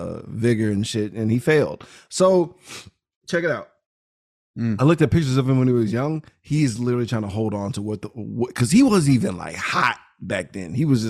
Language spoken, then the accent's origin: English; United States; I'm American.